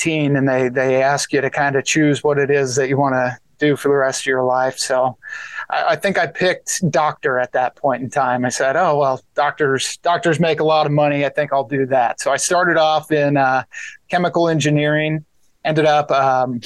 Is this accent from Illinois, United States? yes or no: no; Andover, Kansas, United States; also born or lived in Lincoln, Nebraska; now in Kansas City, United States; middle school and high school, I grew up in Wichita and then went to the University of Kansas after high school.